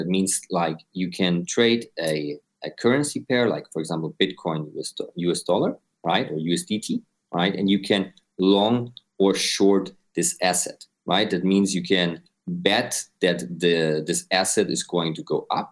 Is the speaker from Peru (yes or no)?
no; Austria; now in Dubai, United Arab Emirates; I'm based in Dubai. I'm originally from Austria.